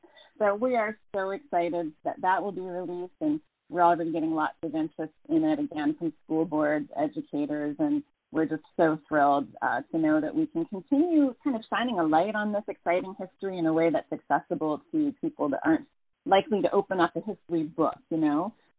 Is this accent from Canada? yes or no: yes; Windsor, Ontario, Canada; I'm from Windsor, Ontario, on the traditional territories of the three Fire Confederacies of First Nations, the Ojibwe, the Odawa, and the Potawatomi.